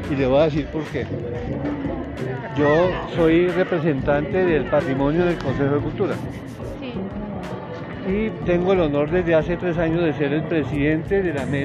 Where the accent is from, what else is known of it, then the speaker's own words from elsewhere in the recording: Usaquén, Bogotá, Colombia; born there; yo nací aquí en Usaquén y soy de la familia de los descendientes del fundador de este pueblo.